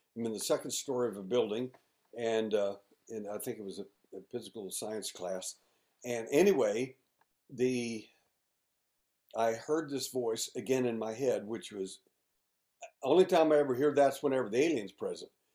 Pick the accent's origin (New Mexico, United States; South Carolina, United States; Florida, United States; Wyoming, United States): New Mexico, United States; Mayhill; also born or lived in Midland, Texas; now in Houston, United States; when I was a little boy. Uh, we moved from Midland, Texas, to uh, Mayhill, New Mexico